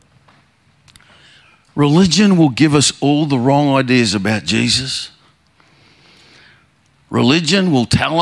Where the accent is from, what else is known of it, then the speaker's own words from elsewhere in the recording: Queensland, Australia; I'm from Queensland